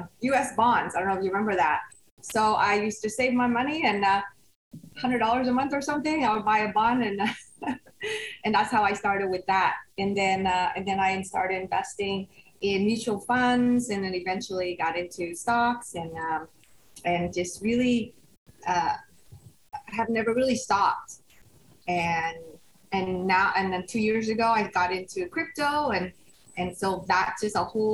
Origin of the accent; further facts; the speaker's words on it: Sunnyvale, California, United States; also born or lived in Vietnam; I settled in the Bay Area. So I grew up in Sunnyvale